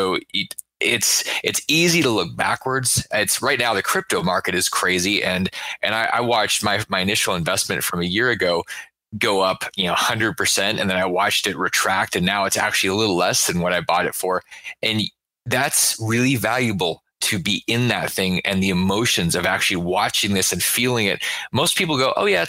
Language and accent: English; Alaska, United States; I grew up in Alaska